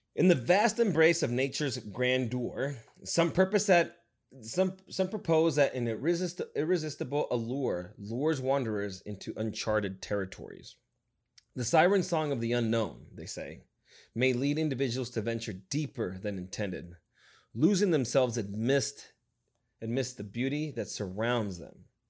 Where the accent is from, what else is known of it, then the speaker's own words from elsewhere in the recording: Nevada, United States; moved away; I came from Nevada